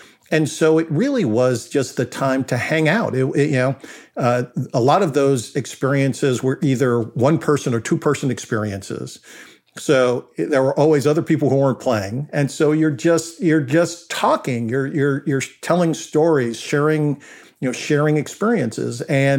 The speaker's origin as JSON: {"language": "English", "town": "Brentwood", "region": "New York", "country": "United States", "tie": "born or raised there", "said": "I was fortunate growing up on Long Island in the town called Brentwood."}